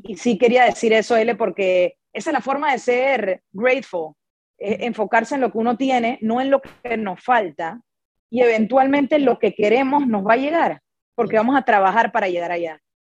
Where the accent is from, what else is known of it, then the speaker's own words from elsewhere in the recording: Panama; a mí que soy de Panamá